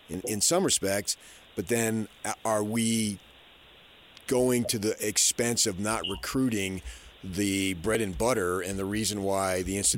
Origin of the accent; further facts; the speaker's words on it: New Jersey, United States; I grew up in New Jersey myself.